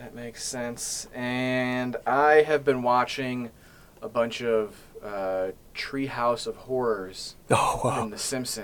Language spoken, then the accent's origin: English; Illinois, United States; moved away; since I grew up in Illinois